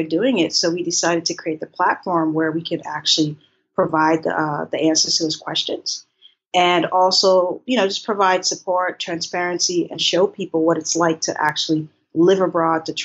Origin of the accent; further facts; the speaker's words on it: Boston, Massachusetts, United States; moved away as an adult; also born or lived in Haiti / Maryland; now in Thailand; I'm originally from Haiti and I grew up in Boston.